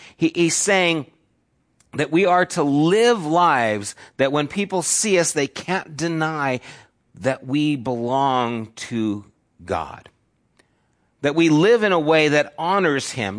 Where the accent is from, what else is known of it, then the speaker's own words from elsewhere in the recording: United States; As evangelical American Christians